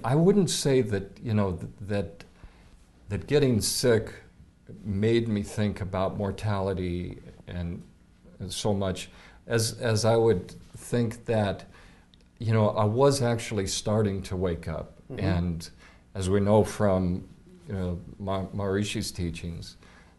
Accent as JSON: {"language": "English", "region": "West Coast", "country": "United States", "tie": "born or raised there", "also_born_or_lived": "Seattle, Washington / Fairfield, Iowa", "moved": "as an adult", "lives_now": "Coralville, United States", "said": "I was born in Seattle. I was raised on the West Coast"}